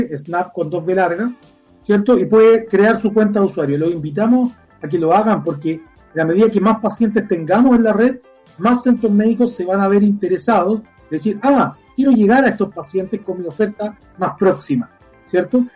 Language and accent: Spanish; Viña del Mar, Valparaíso, Chile; Los que somos de Viña